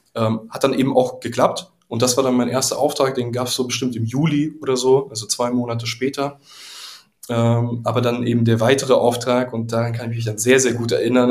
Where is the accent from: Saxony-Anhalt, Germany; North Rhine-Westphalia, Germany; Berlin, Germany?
Berlin, Germany; Ich komme ja selbst auch aus Pankow